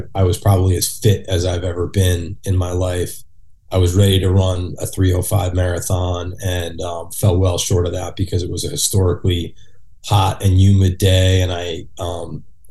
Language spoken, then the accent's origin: English; New York, United States; as a New Yorker